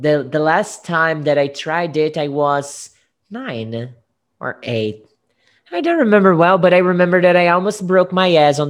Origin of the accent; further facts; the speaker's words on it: Guariba, São Paulo, Brazil; I was born in Guariba.